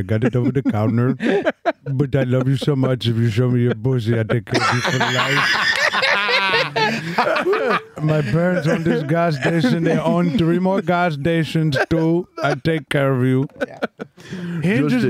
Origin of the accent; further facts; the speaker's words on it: Yonkers, New York, United States; I grew up in like in Yonkers where it was like a lot of different cultures. It was like a lot of Indian, a lot of different Muslims, African Muslims, Arab Muslims.